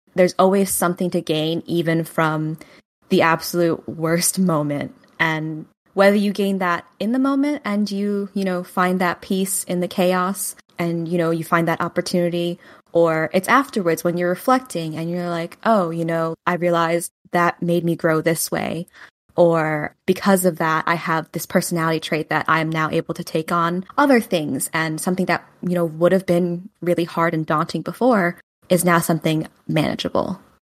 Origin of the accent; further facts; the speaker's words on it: New Jersey, United States; also born or lived in Hunan, China; now in New York City, United States; I was born in Xiaoyang, Hunan, China, and adopted at eighteen months old. I grew up in New Jersey